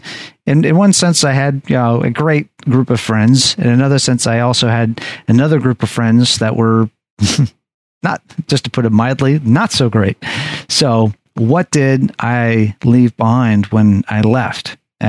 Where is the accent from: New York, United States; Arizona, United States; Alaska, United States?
Alaska, United States; Anchorage; So I would say that Alaska and Anchorage would be my hometown, because that is where I was really formed together.